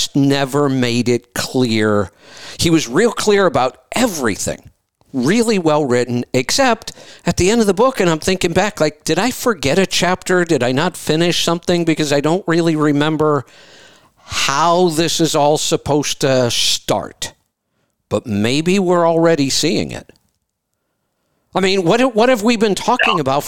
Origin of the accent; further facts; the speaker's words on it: Ohio, United States; I grew up in Ohio